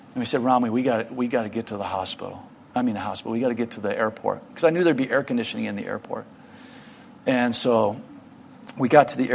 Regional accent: United States; I'm from America

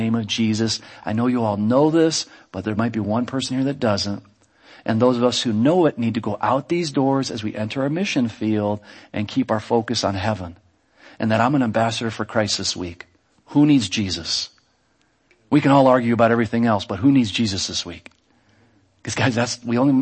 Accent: United States; I'm American.

